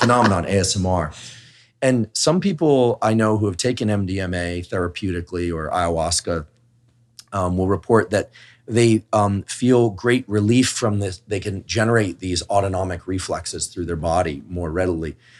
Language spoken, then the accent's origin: English; Bay Area, California, United States; I'm from the Bay Area